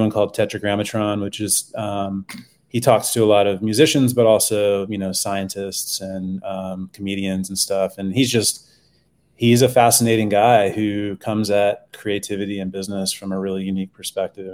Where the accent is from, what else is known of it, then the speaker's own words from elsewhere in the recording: Texas, United States; now in Boulder, United States; I grew up in Texas